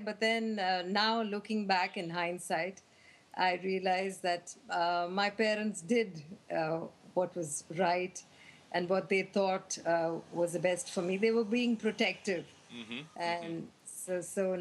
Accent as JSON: {"language": "English", "country": "India", "tie": "born or raised there", "said": "back then, in India, growing up in India for a girl was not so easy"}